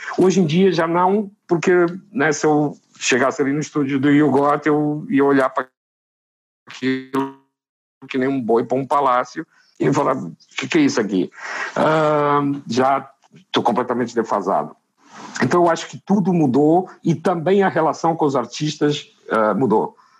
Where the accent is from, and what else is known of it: Fundão, Centro, Portugal; born or raised there; moved away